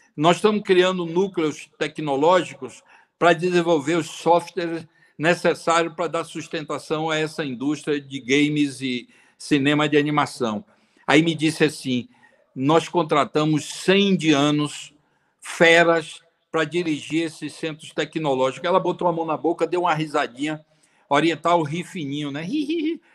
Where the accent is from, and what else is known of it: Brazil